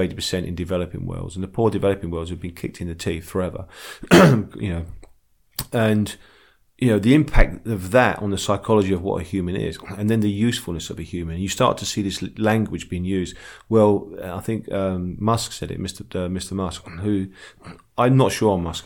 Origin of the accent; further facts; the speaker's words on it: London, United Kingdom; I'm from the East End, so we call women girls